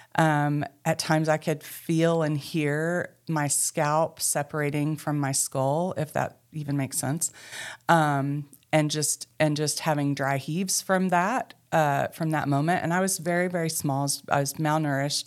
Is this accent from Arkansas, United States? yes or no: yes; Mena, Arkansas, United States; moved away; also born or lived in Booneville, Arkansas / Charleston, Arkansas; I grew up in Mena, Arkansas, and found my way back to Arkansas